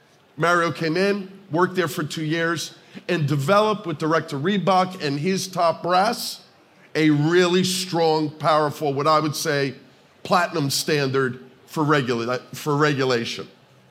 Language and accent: English; New Jersey, United States; New Jersey is an incredible state. It's my home state.